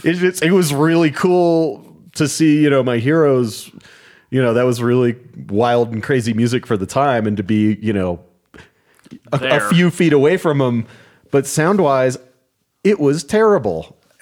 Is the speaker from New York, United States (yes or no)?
no; Wheaton, Maryland, United States; In my hometown of Wheaton, Maryland